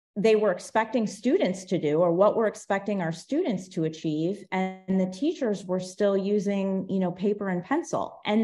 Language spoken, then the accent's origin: English; Cleveland, Ohio, United States; moved away as an adult; also born or lived in Orlando, Florida; now in Florida, United States; I grew up in Cleveland, Ohio.